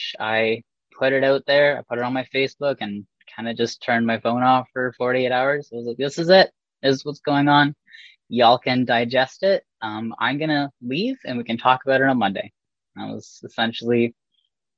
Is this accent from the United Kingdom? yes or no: no; Port Sydney, Ontario, Canada; growing up in Port Sydney, little blip of 800 people